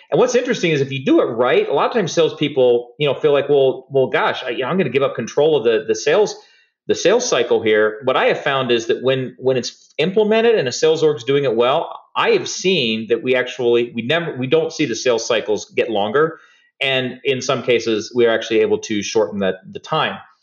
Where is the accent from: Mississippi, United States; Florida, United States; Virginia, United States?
Florida, United States; Hollywood; I grew up in South Florida, uh, near Fort Lauderdale, place called Hollywood